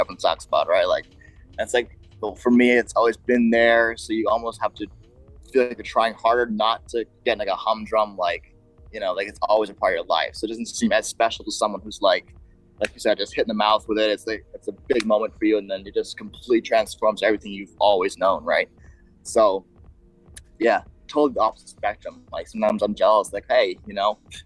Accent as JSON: {"language": "English", "country": "Bahamas", "tie": "born or raised there", "said": "I grew up in the Bahamas"}